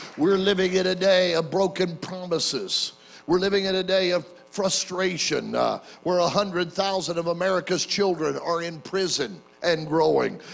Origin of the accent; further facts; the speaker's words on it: Oklahoma City, Oklahoma, United States; my hometown uh, of Oklahoma City